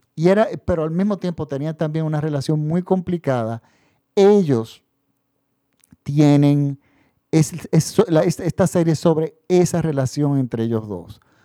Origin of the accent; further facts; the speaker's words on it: Dominican Republic; mi país. La República Dominicana